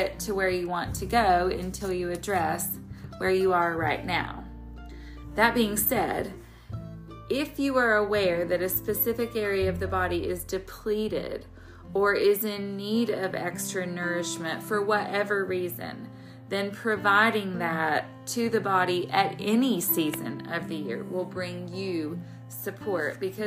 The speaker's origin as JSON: {"language": "English", "region": "the South", "country": "United States", "tie": "born or raised there", "said": "I live in the South, so our winter is short and for the most part mild, although being a Southerner from the day I was born"}